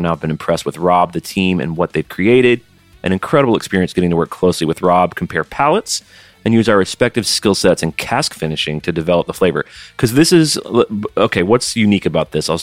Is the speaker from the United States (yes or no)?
yes; Alabama, United States; I'm an Alabama boy